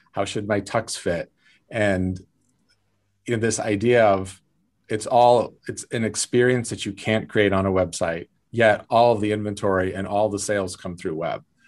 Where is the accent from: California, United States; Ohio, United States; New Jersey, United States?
California, United States; South Lake Tahoe; I grew up in South Lake Tahoe, California, very small town